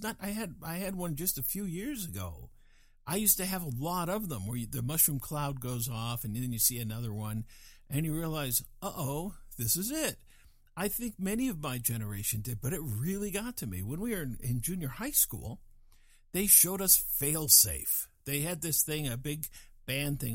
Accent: Fort Collins, Colorado, United States; moved away as an adult; also born or lived in California; I'm from Fort Collins, Colorado

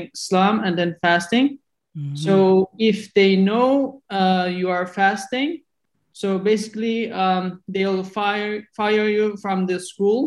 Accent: southern East Turkestan, Xinjiang, China; moved away; also born or lived in Urumqi, China; my hometown is in the south part

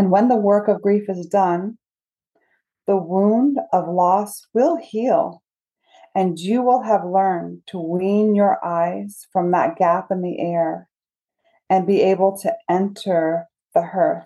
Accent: Charleston, South Carolina, United States; I grew up in Charleston.

